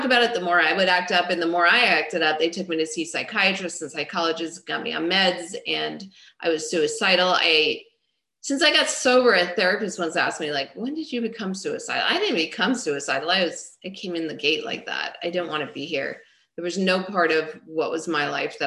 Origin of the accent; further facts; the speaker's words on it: Long Island, New York, United States; I grew up in Long Island, New York